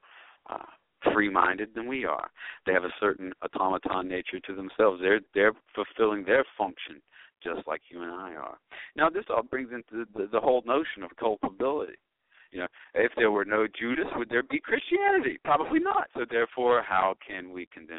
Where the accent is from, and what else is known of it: United States